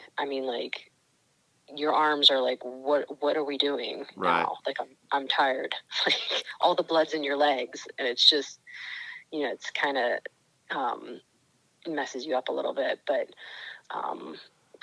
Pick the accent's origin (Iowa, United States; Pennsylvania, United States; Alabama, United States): Pennsylvania, United States; Pittsburgh; I'm from Pittsburgh.